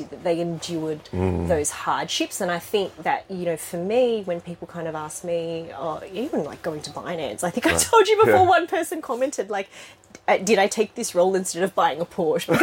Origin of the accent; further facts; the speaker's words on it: Sydney, New South Wales, Australia; accent: Australian; I did grow up in Sydney